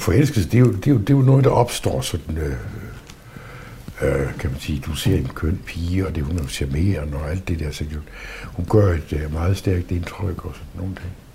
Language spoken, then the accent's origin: Danish; Southern Jutland, Southern Denmark, Denmark; moved away as an adult; also born or lived in Aarhus; det brugte vi jo ikke i min familie, altså derhjemme i Sønderjylland